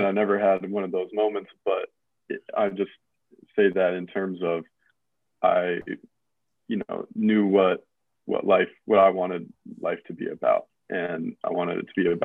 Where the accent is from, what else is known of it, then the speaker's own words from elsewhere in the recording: Southern Prince George's County, Maryland, United States; I grew up in Southern PG County